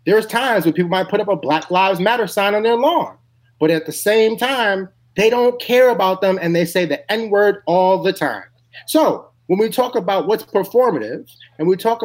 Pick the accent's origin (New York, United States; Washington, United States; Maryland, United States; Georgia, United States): New York, United States; my home state of New York